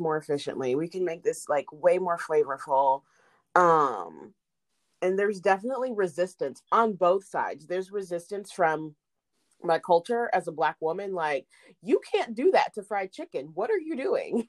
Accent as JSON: {"language": "English", "town": "Indianapolis", "region": "Indiana", "country": "United States", "tie": "born or raised there", "also_born_or_lived": "Chattanooga, Tennessee / Kokomo, Indiana", "said": "I am a Hoosier because I grew up here."}